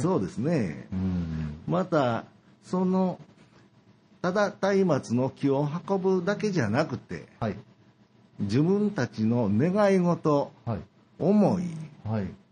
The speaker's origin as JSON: {"language": "Japanese", "region": "Nara", "country": "Japan", "tie": "born or raised there", "also_born_or_lived": "Kyoto", "moved": "as an adult", "lives_now": "Nabari, Japan", "said": "ずっとその奈良出身ですからね"}